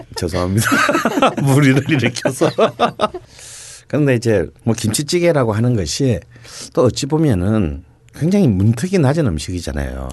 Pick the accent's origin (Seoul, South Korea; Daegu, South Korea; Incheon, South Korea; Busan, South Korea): Busan, South Korea; moved away; 부산 출신이지만